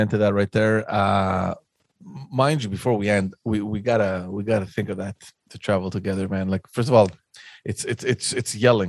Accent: Athens, Attica, Greece; So now you're thinking, I came from Athens where it's like insanity, everybody's just smoking everywhere.

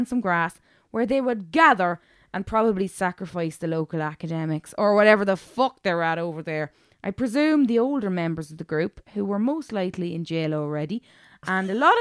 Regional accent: Cavan, Ulster, Ireland; growing up in Cavan

